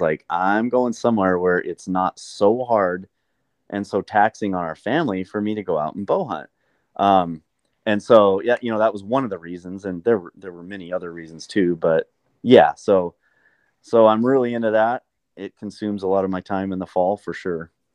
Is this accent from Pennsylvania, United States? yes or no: no; Montana, United States; moved away as an adult; also born or lived in Southern California; I grew up in Montana